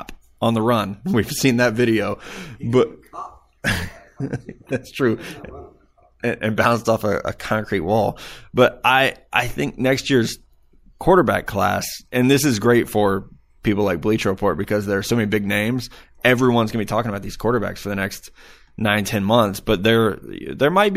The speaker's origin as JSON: {"language": "English", "region": "Missouri", "country": "United States", "said": "you and I from the state of Missouri"}